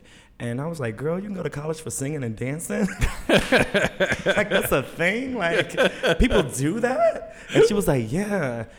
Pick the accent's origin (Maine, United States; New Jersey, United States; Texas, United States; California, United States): Texas, United States; Louisville; also born or lived in Tulsa; I was born in Tulsa, Oklahoma, and mm-hmm. grew up in Dallas, Fort Worth, Texas, a smaller like suburb called Louisville for the majority of my life, but mm-hmm. I just say Dallas because Texas is so huge.